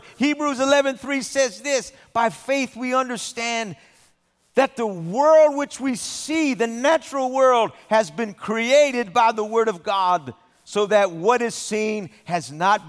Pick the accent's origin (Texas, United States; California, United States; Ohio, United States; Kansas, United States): California, United States; Southern; I've spent most of my life living in Southern California